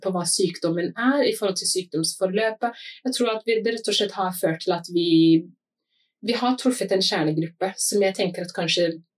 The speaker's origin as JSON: {"language": "Norwegian", "country": "Somalia", "moved": "yes", "lives_now": "Norway", "said": "Som somalier"}